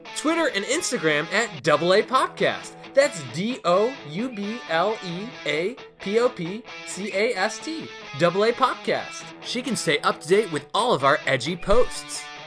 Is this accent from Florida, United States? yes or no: yes; Florida, United States; moved away; my days growing up in Florida, where it was sunny and hot every day